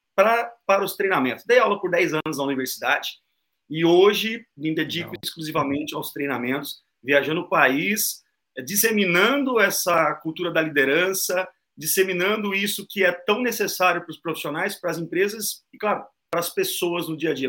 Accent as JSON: {"language": "Portuguese", "town": "Londrina", "region": "Paraná", "country": "Brazil", "said": "eu sou de Londrina, Paraná"}